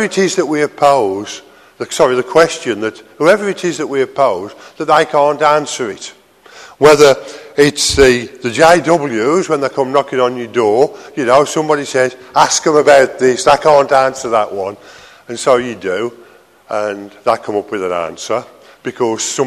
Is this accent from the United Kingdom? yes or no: yes; United Kingdom; being British